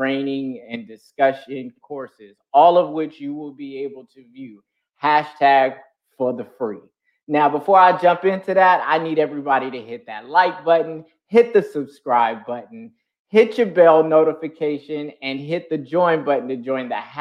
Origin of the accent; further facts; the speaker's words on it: San Bernardino, California, United States; I come from San Bernardino, California. That's where I'm born and raised